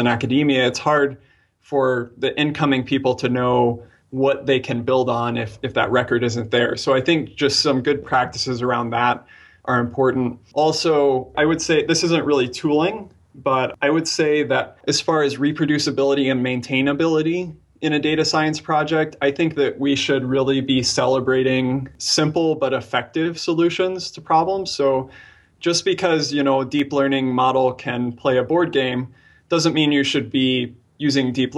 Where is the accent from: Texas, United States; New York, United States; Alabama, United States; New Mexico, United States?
New Mexico, United States; Albuquerque; I was born in Albuquerque, New Mexico